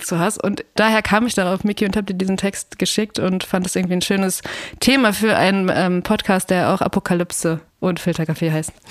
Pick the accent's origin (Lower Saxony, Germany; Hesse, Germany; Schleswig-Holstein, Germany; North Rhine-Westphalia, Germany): North Rhine-Westphalia, Germany; Ruhr area; moved away; ich komme auch aus dem Ruhrgebiet und ich bin da total gerne